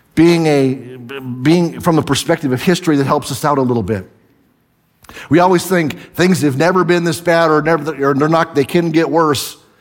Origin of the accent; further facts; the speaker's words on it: the Northwest, Pacific Northwest, United States; I'm from the Northwest.